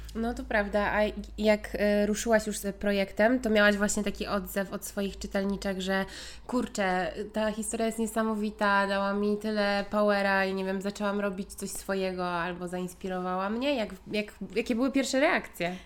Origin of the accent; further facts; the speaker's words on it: Gdańsk, Pomeranian Voivodeship, Poland; my tu jesteśmy z Gdańska